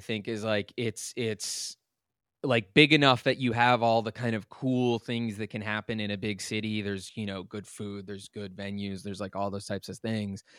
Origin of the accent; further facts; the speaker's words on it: Lovettsville, Virginia, United States; I grew up in this really tiny town called Lovettsville